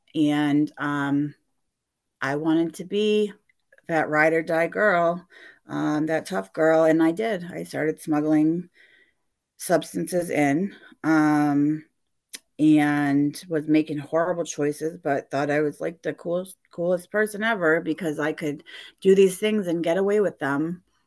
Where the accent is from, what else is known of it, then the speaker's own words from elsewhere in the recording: Gardner, Massachusetts, United States; I grew up in Gardner, Mass, a small little town west of Worcester